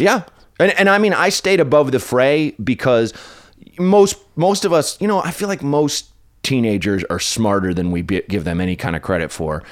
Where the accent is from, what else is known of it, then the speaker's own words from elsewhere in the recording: Portland, Oregon, United States; where I grew up in Northeast Portland was not very pretty or nice